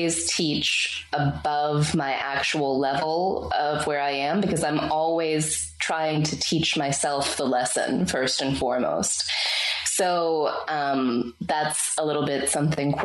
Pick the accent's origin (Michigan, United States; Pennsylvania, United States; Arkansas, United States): Pennsylvania, United States; Pittsburgh; moved away as an adult; now in Bali, Indonesia; I got to move from my hometown of Pittsburgh to Bali, Indonesia